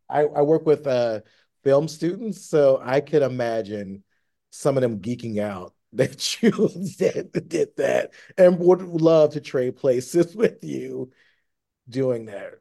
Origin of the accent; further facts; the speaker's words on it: Tennessee, United States; now in Los Angeles, United States; I grew up in Tennessee